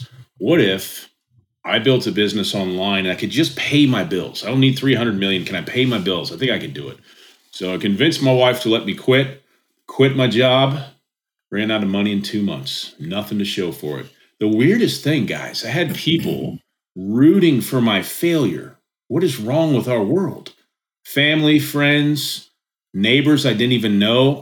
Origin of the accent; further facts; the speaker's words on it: Indianapolis, Indiana, United States; I'm from Indianapolis. I live about 35 minutes south now. So I've always lived in Indiana.